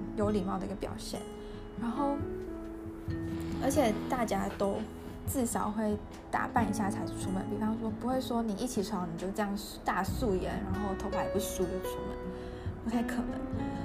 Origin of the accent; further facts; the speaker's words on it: Taiwan; moved away; also born or lived in Germany; 在台湾成长